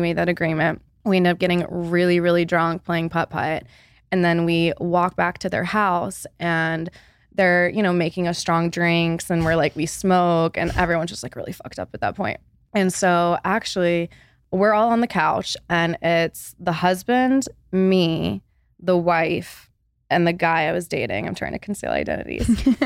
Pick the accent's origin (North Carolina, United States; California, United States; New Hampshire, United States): North Carolina, United States; Charlotte; I'm Born and raised in Charlotte, moved back home